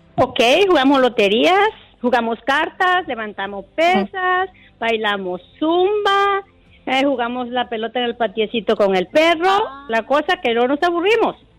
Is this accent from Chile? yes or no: no; Guatemala; con mis sobrinos somos de Guatemala